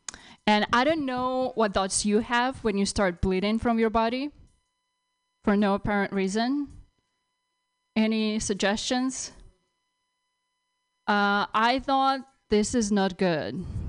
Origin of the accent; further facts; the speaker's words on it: Russia; now in United States; You realize I grew up in Russia, I had no room of my own.